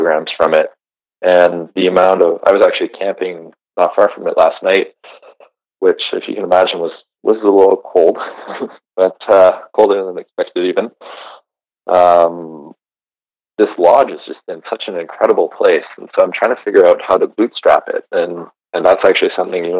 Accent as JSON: {"language": "English", "area": "Georgian Bay", "region": "Ontario", "country": "Canada", "tie": "born or raised there", "moved": "yes", "lives_now": "Western Canada", "said": "I grew up on the Georgian Bay in Ontario"}